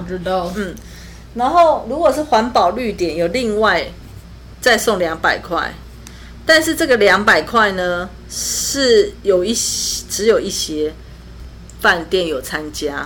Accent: Taipei, Taiwan; 那我是身为台北人

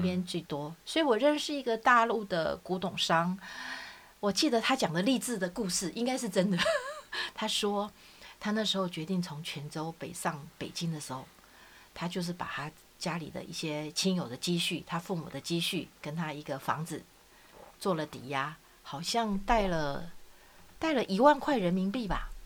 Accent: Taiwan; 我们台湾人

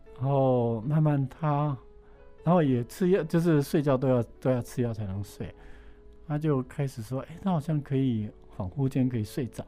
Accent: Yilan County, Taiwan; moved away; 我因为从小在农村长大，在宜林县一个偏乡嘛，哈，嗯。算是蛮穷困的地方

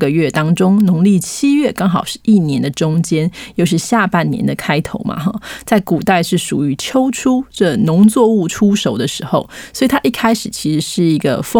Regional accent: Taiwan; 我们台湾人不是从小都被教育说，七月一日鬼门开，七月十五中原普渡，七月三十鬼门关呢

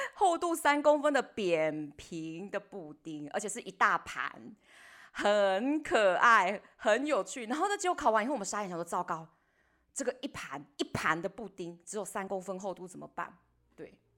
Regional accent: Taiwan; 他们有一点点没有像我们台湾人那么地搞

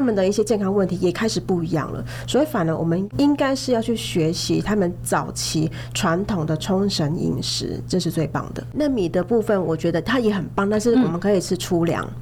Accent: Taiwan; 只是对我们台湾人来说，它反而是一个负担

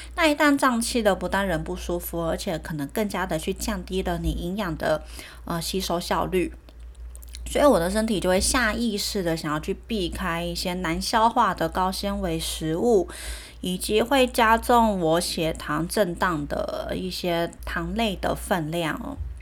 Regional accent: Taiwan; moved away as an adult; also born or lived in Germany; 我们台湾人民的饮食习惯

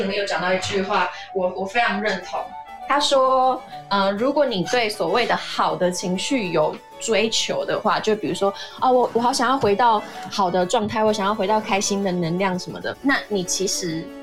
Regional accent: Taiwan; 我们台湾人的个性都比较热情、热心

